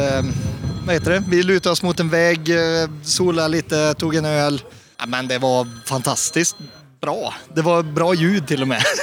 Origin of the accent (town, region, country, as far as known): Åmål, Västra Götaland, Sweden